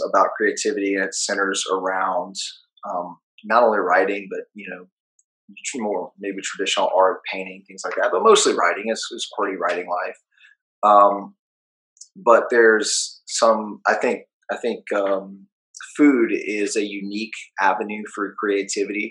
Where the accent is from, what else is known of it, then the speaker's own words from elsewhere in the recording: New Orleans, Louisiana, United States; growing up in New Orleans